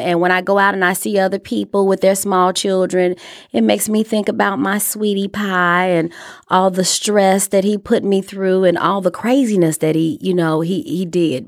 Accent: Chicago, Illinois, United States; moved away; I'm from Chicago

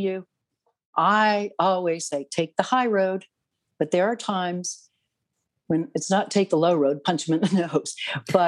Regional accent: Canada; I'm a Canadian

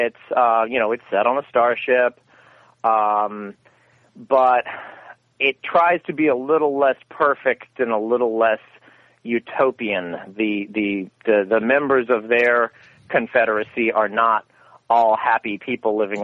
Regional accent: the South, United States; I'm from the South

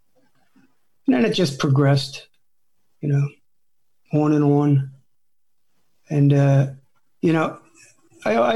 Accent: New Jersey, United States; moved away; back east, I come from South Jersey. So back east, there was a lot of kids my age in the neighborhood

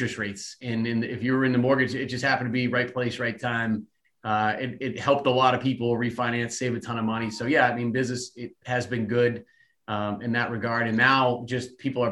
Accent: Leominster, Massachusetts, United States; also born or lived in Boston, Massachusetts; now in Hopkinton, United States; I'm originally from Leominster, Massachusetts, central Massachusetts, lived in the Boston area for a little bit

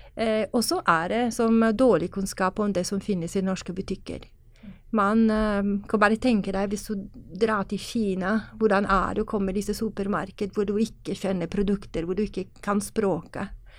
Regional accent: Italy; Norwegian is a second language; now in Norway; jeg kommer fra Italia

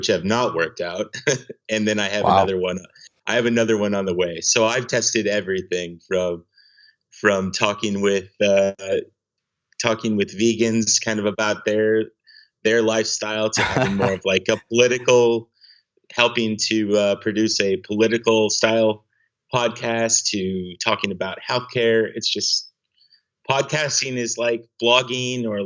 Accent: Granite Falls, Minnesota, United States; moved away as an adult; now in Seattle, United States; I am originally from Granite Falls, Minnesota, really small town in southwestern Minnesota

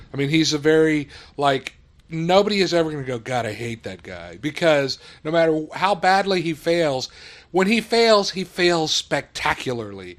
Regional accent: South Texas, United States; I grew up in South Texas

